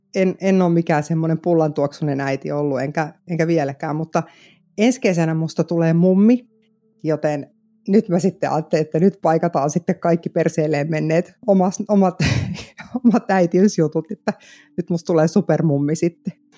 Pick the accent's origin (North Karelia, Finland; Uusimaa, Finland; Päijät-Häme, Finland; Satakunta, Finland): Uusimaa, Finland; Vantaa; moved away as an adult; now in South Ostrobothnia, Finland; mä oon itse Korsosta siis kotosin, Vantaalta